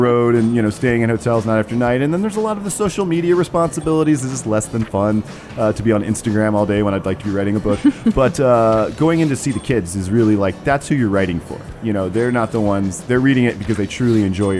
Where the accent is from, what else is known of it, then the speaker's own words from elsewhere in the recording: Charlotte, North Carolina, United States; when I was a little boy growing up in Charlotte